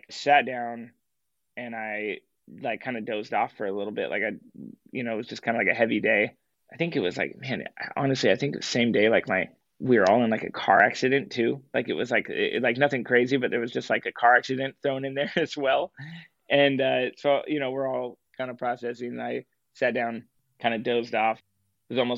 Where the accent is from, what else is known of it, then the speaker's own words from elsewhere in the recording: Portland, Oregon, United States; I grew up in Portland